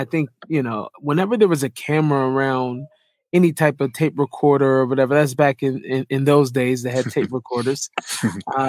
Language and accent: English; Seattle, Washington, United States; moved away as an adult; now in Israel; growing up in Seattle, I obviously grew up in the urban part of Seattle